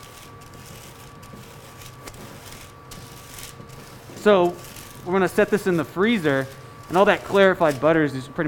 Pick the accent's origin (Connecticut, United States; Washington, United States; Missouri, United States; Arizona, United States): Arizona, United States; Scottsdale; now in Denver, United States; I'm from Scottsdale, Arizona.